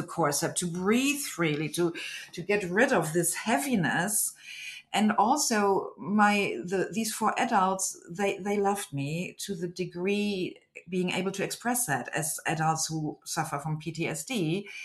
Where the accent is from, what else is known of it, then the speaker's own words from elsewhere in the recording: Germany; English is a second language; moved away; I was born in Germany into a family of my beloved parents and my mother's parents.